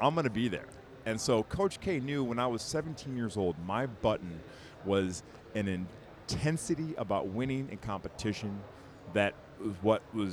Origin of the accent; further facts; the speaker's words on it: Birmingham, Michigan, United States; I grew up outside Detroit, Michigan, Tonka, Birmingham, Michigan